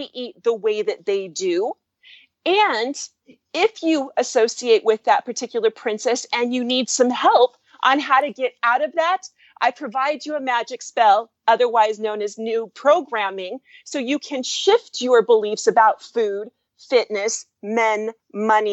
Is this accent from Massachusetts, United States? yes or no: no; California, United States; I am from California, and my first career was as a Hollywood producer and music label owner